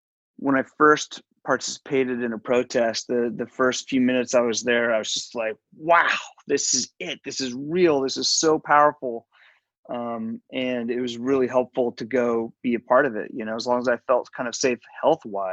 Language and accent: English; Eugene, Oregon, United States; my white kid experience growing up in Eugene, Oregon.